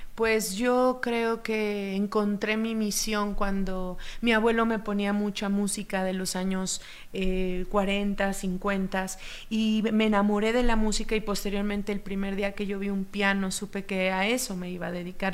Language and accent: Spanish; Oaxaca, Mexico; Como yo soy de Oaxaca